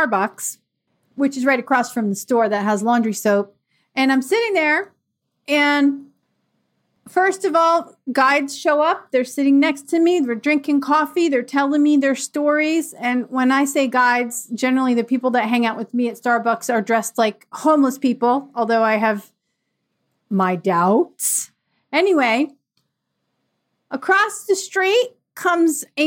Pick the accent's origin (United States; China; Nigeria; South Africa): United States; Bucks County, Pennsylvania; I grew up in Bucks County, Pennsylvania